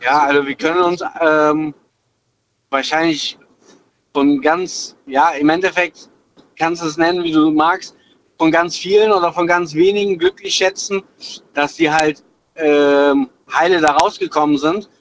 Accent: Wachtberg, North Rhine-Westphalia, Germany; ich komme ursprünglich aus Wachtberg

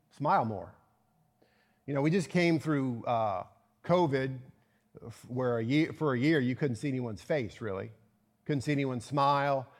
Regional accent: Virginia, United States; moved away; my hometown of Virginia

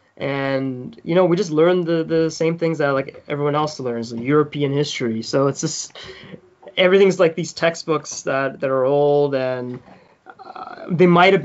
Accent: South Africa; It's crazy. So every few nights I have like this specific dream, and it's just walking through my old house in South Africa.

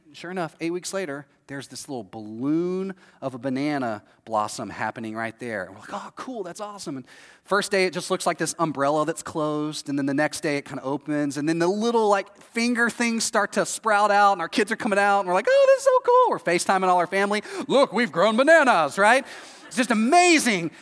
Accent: Texas, United States; moved away as an adult; now in Florida, United States; I'm from Texas, this is how I grew up.

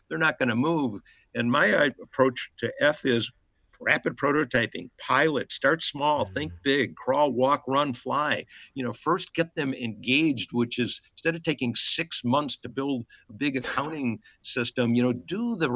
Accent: Chicago, Illinois, United States; my mother and father had a little delicatessen in Chicago, and we lived in a tiny apartment above it

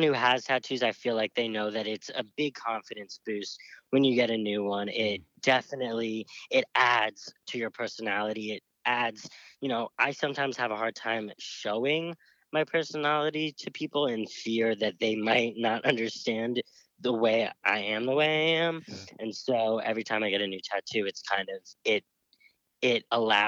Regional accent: the North, United States; I was raised in the North

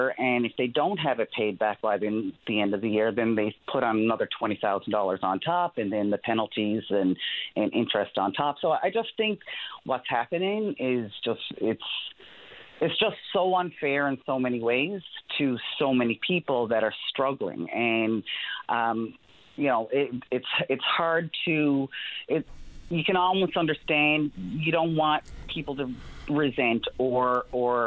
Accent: Newfoundland and Labrador, Canada; moved away as an adult; also born or lived in Ontario; I'm originally from Newfoundland, and I moved to Ontario about 25 years ago

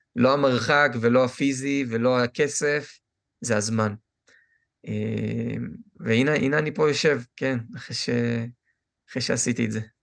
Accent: Israel; moved away; אני ישראלי 100%

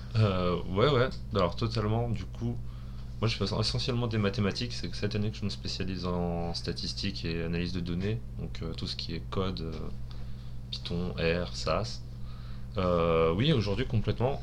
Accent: France; nous en tant que Français euh, mathématicien à l'étranger

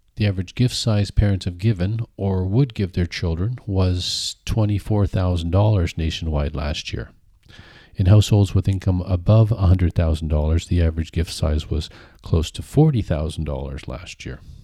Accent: Kingston, Ontario, Canada; now in Kitchener-Waterloo, Canada; I grew up in Kingston

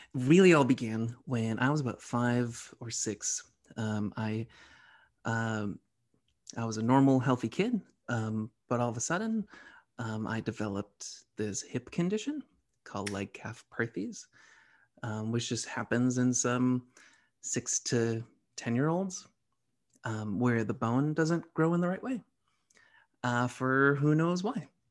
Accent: Medford, Massachusetts, United States; also born or lived in Somerville; I'm from the Boston area. I was raised okay. in Medford.

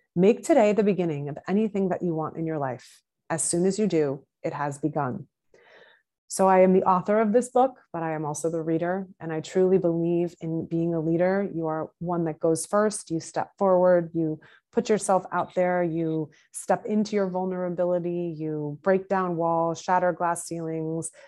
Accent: Massachusetts, United States; now in New York City, United States; I currently live in New York City. I am originally from Massachusetts

